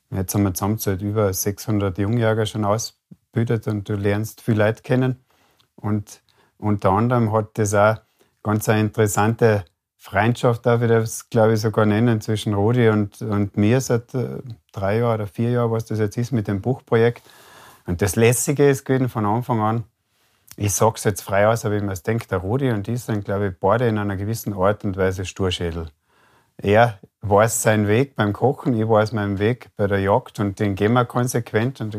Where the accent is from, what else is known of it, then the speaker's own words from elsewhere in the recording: Carinthia, Austria; ich bin gebürtiger Kärntner, aufgewachsen an einem Bergbauernbetrieb.